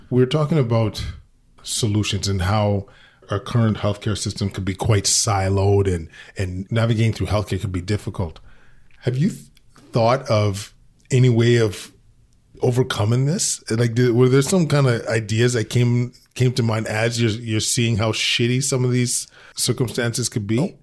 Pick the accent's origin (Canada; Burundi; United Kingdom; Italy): Canada; Alberta; moved away; I'm originally from Alberta